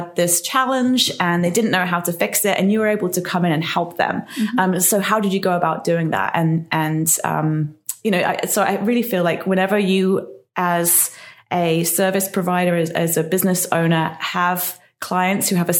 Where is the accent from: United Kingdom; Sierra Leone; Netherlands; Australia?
United Kingdom; England; now in Newport, United States; I'm from England originally.